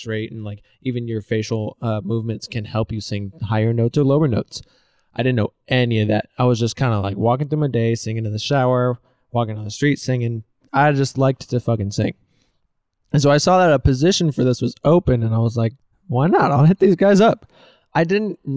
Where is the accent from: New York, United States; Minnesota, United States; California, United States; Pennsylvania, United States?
California, United States; Elk Grove; also born or lived in San Jose; I'm originally from Sacramento, Elk Grove, more specifically